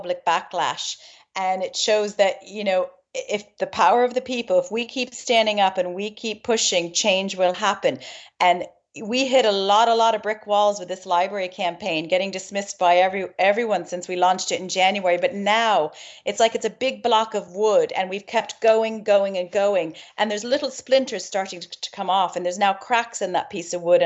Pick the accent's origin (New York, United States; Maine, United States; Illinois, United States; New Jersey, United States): Maine, United States; moved away as an adult; now in Ireland; Born and raised in Maine, East Coast, USA. I've been in Ireland 20 years